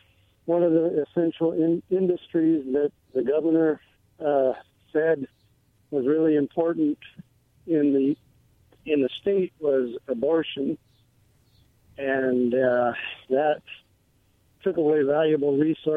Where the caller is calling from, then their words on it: Philadelphia, Pennsylvania, United States; from Philly.